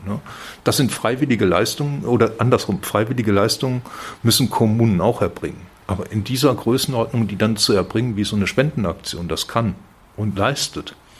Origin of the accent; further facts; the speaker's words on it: Werl, North Rhine-Westphalia, Germany; accent: Westphalian; moved away as an adult; also born or lived in Bielefeld / Frankfurt; now in Fulda, Germany; Ich bin gebürtiger Westfale, mhm. werde das nie ganz ablegen